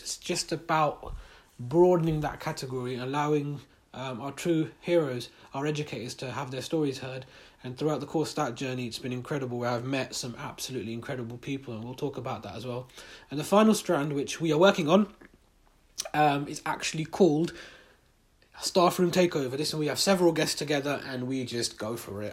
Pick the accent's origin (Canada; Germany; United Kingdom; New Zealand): United Kingdom; we're in a, Muslim, in a British Muslim community, British Pakistani community.